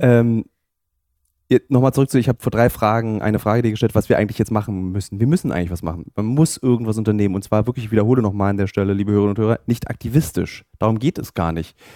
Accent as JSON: {"language": "German", "region": "Berlin", "country": "Germany", "tie": "born or raised there", "said": "in meiner Heimatstadt Berlin"}